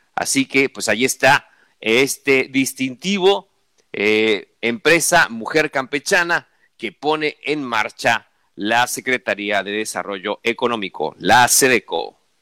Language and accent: Spanish; Mexico; nosotros como mexicanos